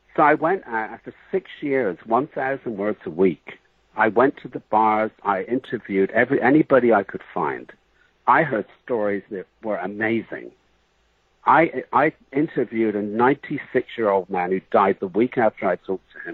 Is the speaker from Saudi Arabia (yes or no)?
no; Bath, South West England, United Kingdom; moved away; I was born in England in the city of Bath, like bathroom